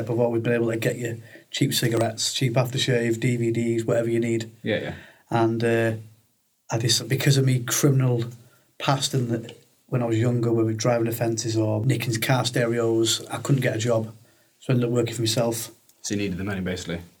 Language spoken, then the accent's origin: English; Salford, North West England, United Kingdom; also born or lived in Manchester / Blackpool / Newcastle; now in Rhyl, United Kingdom; born in Salford, lived in Manchester. Yeah, travelled about, went to Blackpool, went to Newcastle, come to Rhyl.